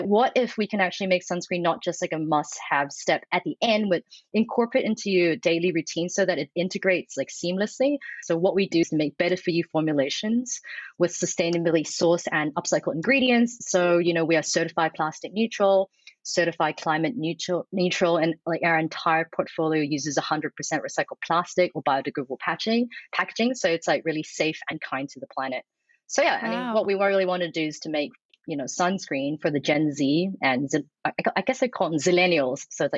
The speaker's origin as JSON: {"language": "English", "country": "Australia", "said": "I'm from the Nogsies, so I used to tan a lot in my teens. Like, I think you're Australian, same."}